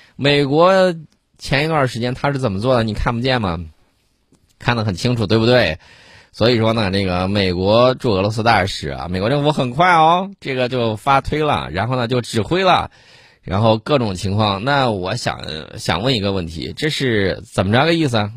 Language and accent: Chinese; China; 我们中国人的孩子就应该补充营养